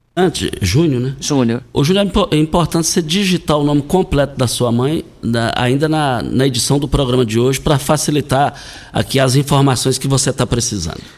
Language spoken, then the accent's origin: Portuguese; Brazil; nós fomos criados lá no Bandeirante, na, nos anos 80